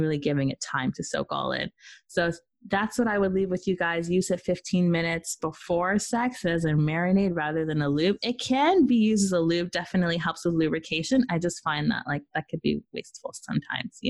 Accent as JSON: {"language": "English", "country": "Peru", "moved": "yes", "lives_now": "Canada", "said": "I'm from Peru. I'm Peruvian, Jamaican, and Irish"}